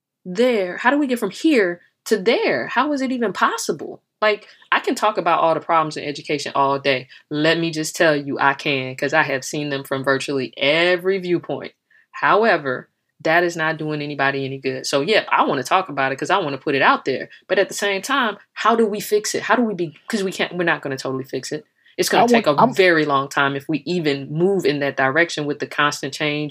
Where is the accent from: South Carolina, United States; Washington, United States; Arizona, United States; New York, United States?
South Carolina, United States; Florence; now in Maryland, United States; I'm from Florence, South Carolina